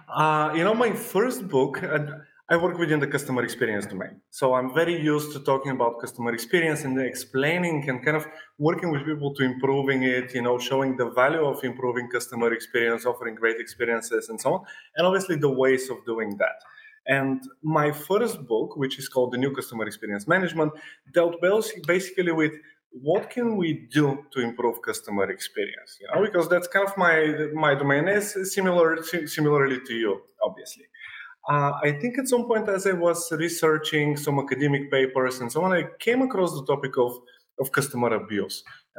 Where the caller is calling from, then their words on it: Sofia, Sofia City, Bulgaria; I'm joining from Sofia, from Bulgaria, which is Europe, obviously, I think.